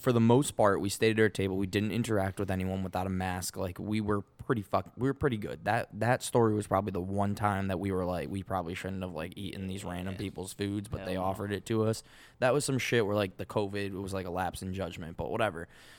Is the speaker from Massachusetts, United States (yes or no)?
yes; Boston, Massachusetts, United States; accent: Boston; And the male bartender next to her goes, "Oh yeah, you from Boston too?" And he like made fun of my accent.